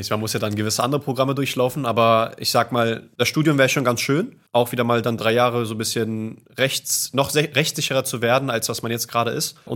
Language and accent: German; Berlin, Germany; Ich bin Berliner. Okay. Ich bin Berliner Kreuzberger.